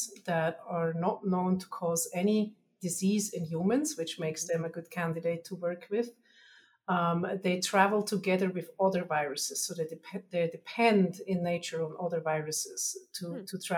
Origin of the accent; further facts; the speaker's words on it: Switzerland; accent: Germanish; moved away; I'm originally from Switzerland, so you'll hear my Germanish accent